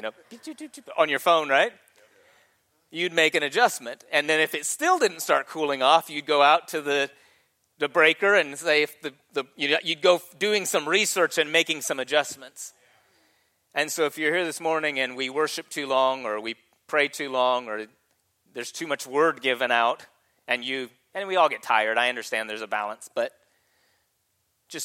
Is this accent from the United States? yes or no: yes; California, United States; moved away; I was born in Secret Valley, California